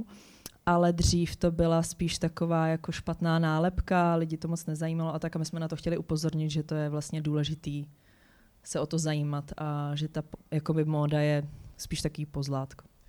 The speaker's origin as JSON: {"language": "Czech", "town": "Hradec Králové", "region": "Hradec Králové Region", "country": "Czechia", "said": "já jsem jako holka z Hradce Králové"}